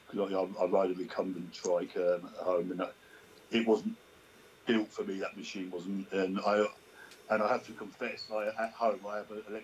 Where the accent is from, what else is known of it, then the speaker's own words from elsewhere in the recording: Sheffield, Yorkshire and the Humber, United Kingdom; I'm from England. Yeah, whereabouts in England? I said, Sheffield